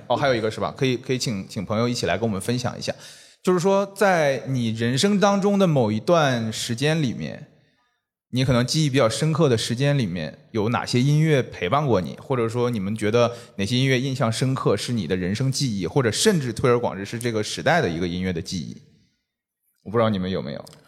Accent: Northeast China, China; moved away; 我也是东北人嘛嗯。然后我很早就离开东北了

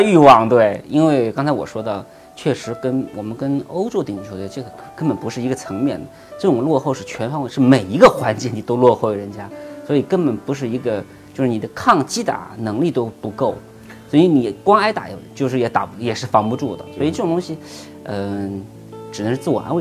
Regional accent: China; 我们中国人

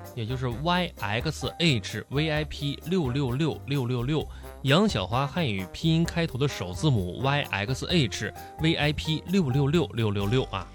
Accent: Suifenhe, Heilongjiang, China; now in Guangdong, China; 我的家乡哈，在绥芬河，呃，我家乡是黑龙江哈，就是嗯。我家乡一个城市绥芬河

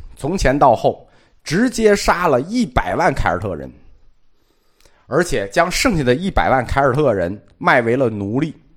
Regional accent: China; 我们中国人

